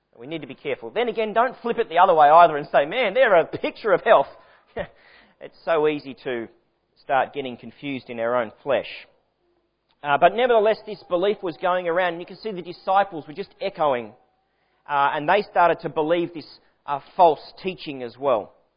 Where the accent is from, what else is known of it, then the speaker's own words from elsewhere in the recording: Sydney, New South Wales, Australia; moved away as an adult; now in Victoria, Australia; I was born in Sydney, raised in Sydney